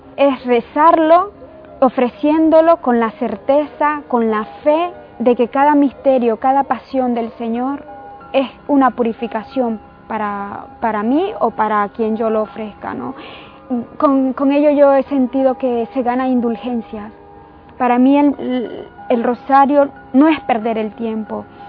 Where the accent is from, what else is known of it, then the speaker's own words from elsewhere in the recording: Nicaragua; soy nicaragüense